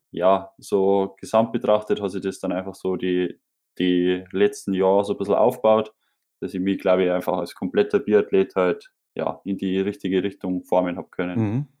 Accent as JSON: {"language": "German", "region": "Bavaria", "country": "Germany", "said": "bei uns in Bayern"}